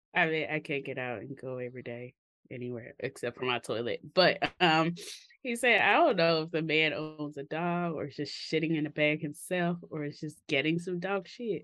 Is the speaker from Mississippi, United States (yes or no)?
yes; Mississippi, United States; growing up in Mississippi